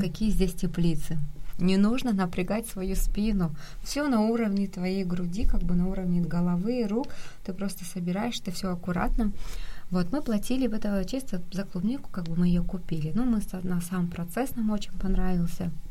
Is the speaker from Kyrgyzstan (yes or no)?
yes; Kyrgyzstan; moved away as an adult; now in South Korea; у нас на родине есть все, это замечательная, прекрасная страна, я очень люблю свою родину